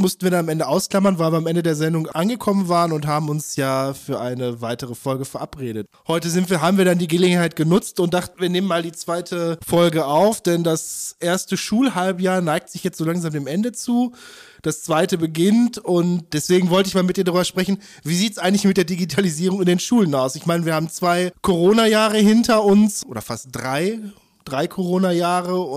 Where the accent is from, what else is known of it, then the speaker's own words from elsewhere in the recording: North Rhine-Westphalia, Germany; ich komme aus dem Ruhrgebiet und äh, da gab es dann auch die Frage, ich habe in Bochum studiert